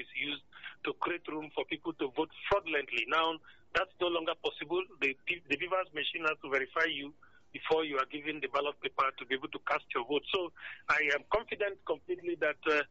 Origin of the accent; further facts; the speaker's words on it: Northern Nigeria, Nigeria; I'm a Northerner.